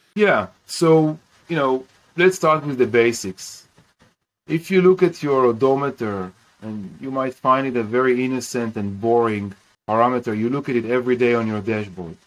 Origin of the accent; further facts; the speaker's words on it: Kiryat Bialik, Haifa District, Israel; I grew up in Kiryat Bialik in in Israel